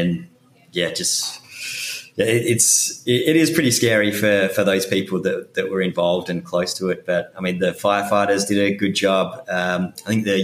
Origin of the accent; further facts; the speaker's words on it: Perth, Western Australia, Australia; moved away as an adult; now in New York City, United States; I'm originally from Perth in Western Australia.